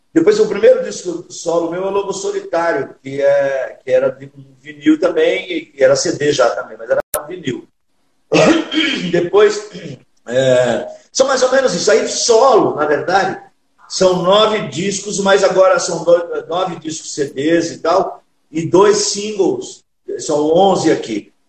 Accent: São Paulo, Brazil; also born or lived in São José do Rio Preto; Sou filho de nordestinos e piauiense, é meu pai e minha mãe pernambucana, mas já nascido e criado em São Paulo.

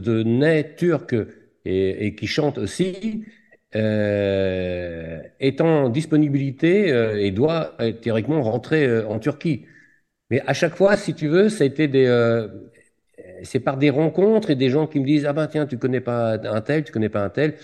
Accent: Lorient, Brittany, France; je suis né à Lorient

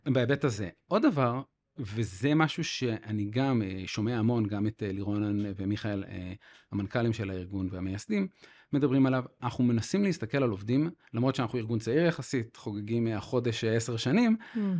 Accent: Haifa, Haifa District, Israel; אני חיפאי

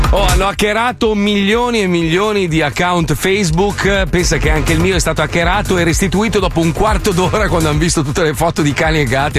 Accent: Milan, Lombardy, Italy; io sono milanese, nato a Milano

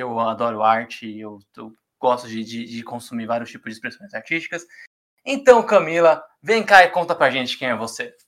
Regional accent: São Paulo, Brazil; Eu morei a vida inteira na Brasilândia

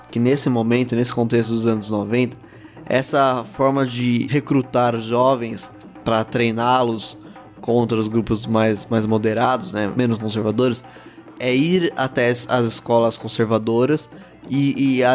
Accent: São Paulo, Brazil; seria. É, paulistano. Perdiz. É

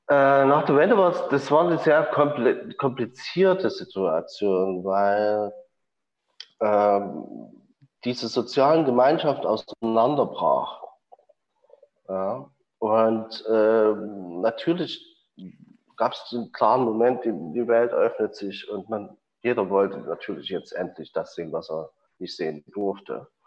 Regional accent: Chemnitz, Saxony, Germany; in Chemnitz gab es äh, gab's eine schöne große Tradition, wo ich groß geworden bin, von Autodidakten

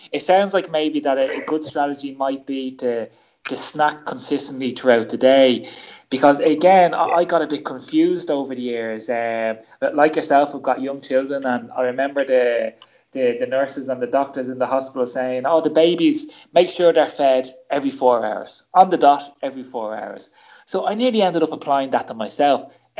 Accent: Ireland; most kids of the 70s and 80s growing up in Ireland, you know, I grew up in a kitchen

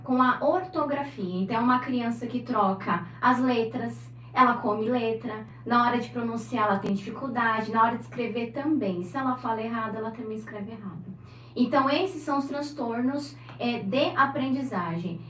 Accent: São Paulo, Brazil; moved away as an adult; now in Santos, Brazil; Nasci em São Paulo.

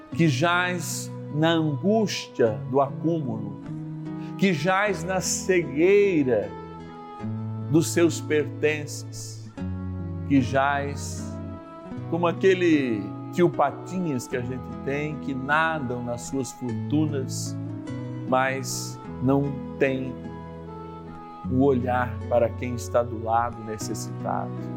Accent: São Paulo, Brazil; eu que sou paulistano

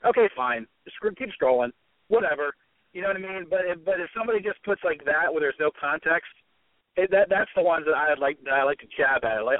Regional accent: Florida, United States; now in Pittsburgh, United States; I actually grew up in Florida. I live in Pittsburgh now.

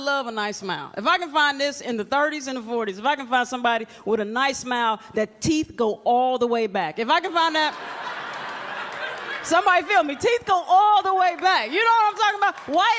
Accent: Atlanta, Georgia, United States; moved away as an adult; now in New York, United States; I'm originally from Atlanta, Georgia, and like Atlanta, we just way laid back.

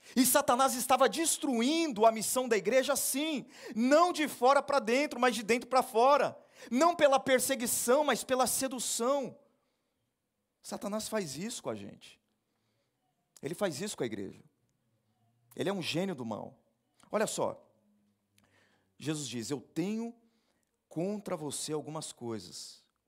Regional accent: Brazil; nós somos brasileiros

